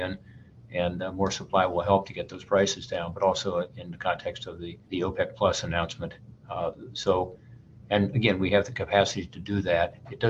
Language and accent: English; Ohio, United States; places like my home state of Ohio.